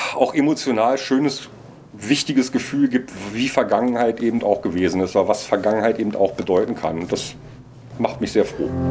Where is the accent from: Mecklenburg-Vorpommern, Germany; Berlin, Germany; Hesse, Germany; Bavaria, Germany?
Berlin, Germany; Als Berliner